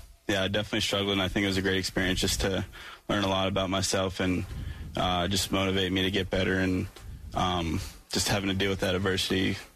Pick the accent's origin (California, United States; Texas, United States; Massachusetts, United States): Massachusetts, United States; growing up in Massachusetts